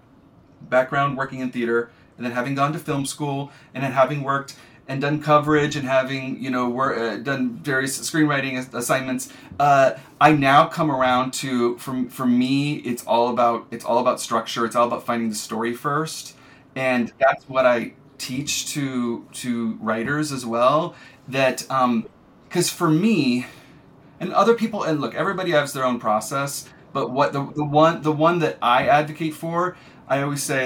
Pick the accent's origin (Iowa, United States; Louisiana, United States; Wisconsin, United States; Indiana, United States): Iowa, United States; rural; moved away; also born or lived in Chicago / Los Angeles; I'm from rural Iowa. I'm not from Chicago at all